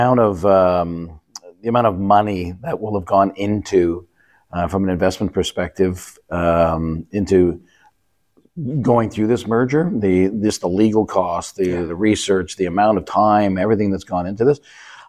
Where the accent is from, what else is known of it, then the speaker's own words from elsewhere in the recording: Canada; as a Canadian